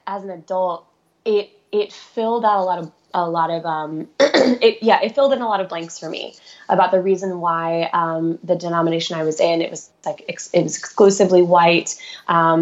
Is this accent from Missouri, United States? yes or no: yes; just outside St. Louis, Missouri, United States; I was raised in the Midwest, just outside St. Louis, Missouri, in the suburbs